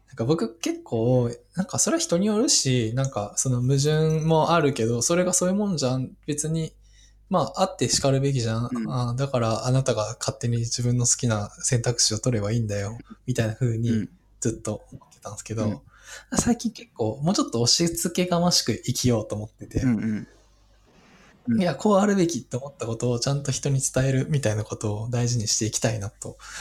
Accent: Osaka, Japan; 大阪のなんか出身だし

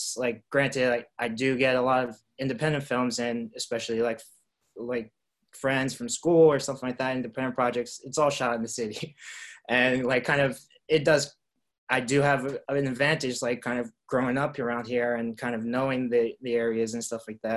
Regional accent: New York City, New York, United States; now in Los Angeles, United States; I grew up in Queens

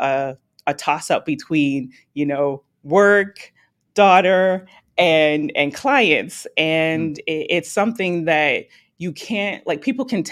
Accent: Toronto, Ontario, Canada; I'm Canadian, dual citizenship, but I'm born in Toronto, Canada

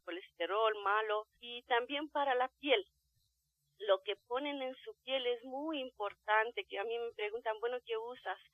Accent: Romania; now in Mexico City, Mexico; del país de donde yo vengo, de Rumania

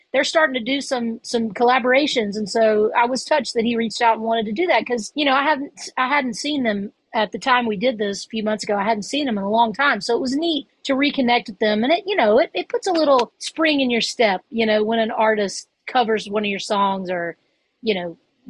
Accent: Hernando, Mississippi, United States; also born or lived in Memphis, Tennessee; I grew up in Hernando, Mississippi, which is about 15, 20 miles south of Memphis.

